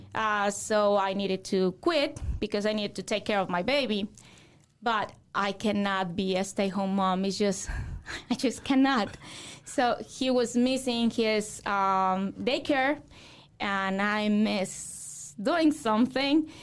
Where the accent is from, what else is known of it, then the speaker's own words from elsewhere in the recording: Mexico; English is a second language; moved away as an adult; also born or lived in Guadalajara, Mexico; now in Fort Wayne, United States; I grew up in Zaguayo